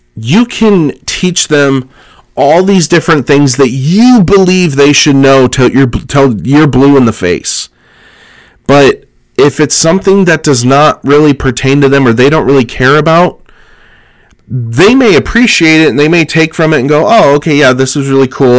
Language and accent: English; California, United States; Growing up in California